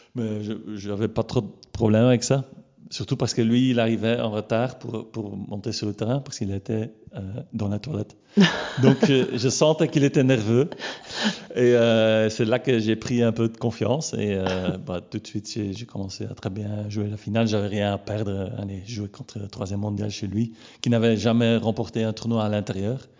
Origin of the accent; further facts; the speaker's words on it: Leopoldsburg, Flanders, Belgium; j'ai grandi à Bourg-Léopold.